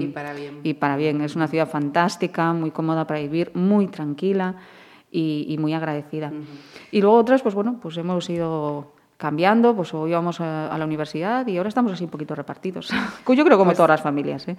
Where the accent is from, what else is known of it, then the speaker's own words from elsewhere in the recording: Portas, Galicia, Spain; also born or lived in Santiago de Compostela; yo nací en Portas, en Portas. En sí. Es un ayuntamiento entre Caldas de Reis y García, en esa zona, un pequeño ayuntamiento. Y ahí crecí con mis hermanos